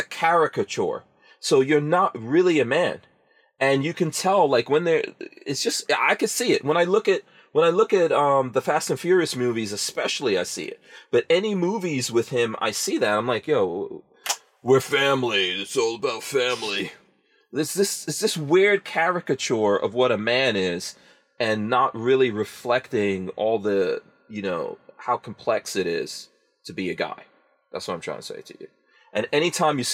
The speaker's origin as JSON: {"language": "English", "town": "New York City", "region": "New York", "country": "United States", "tie": "born or raised there", "said": "growing up in New York City"}